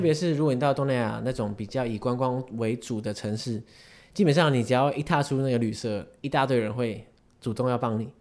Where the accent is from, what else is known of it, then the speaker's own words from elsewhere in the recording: Taiwan; 因为我们身为台湾人